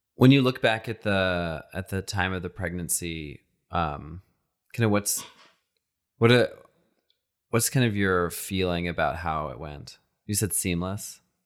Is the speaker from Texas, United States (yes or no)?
yes; Texas, United States; I, I grew up in Texas